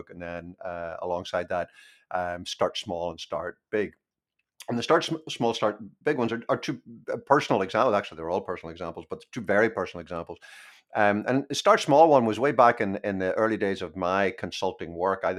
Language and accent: English; Belfast, Northern Ireland, United Kingdom; I was born in Belfast and I grew up during the 30 year civil war that we had there